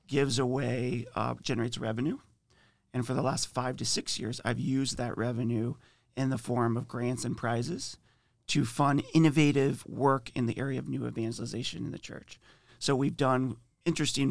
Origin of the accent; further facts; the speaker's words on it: Ohio, United States; moved away as an adult; now in Indiana, United States; We've been in Indiana for probably 5 or 6 years, but I'm originally from Ohio